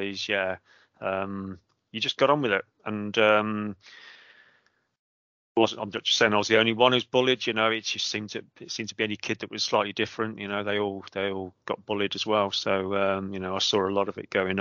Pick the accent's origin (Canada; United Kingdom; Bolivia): United Kingdom; Coventry, West Midlands; moved away as an adult; now in Cotswolds, United Kingdom; Coventry, born and bred. All my education was in Coventry